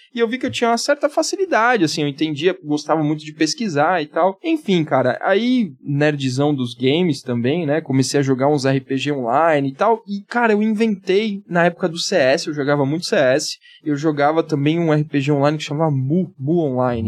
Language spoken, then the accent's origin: Portuguese; Santos, São Paulo, Brazil; moved away as an adult; now in São Paulo, Brazil; Sou nascido e criado em Santos, moro aqui em São Paulo há, há pouco tempo